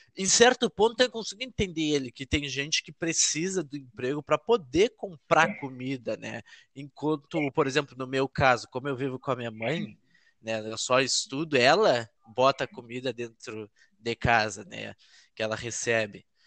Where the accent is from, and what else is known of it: Gaúcho, Rio Grande do Sul, Brazil; accent: gaúcho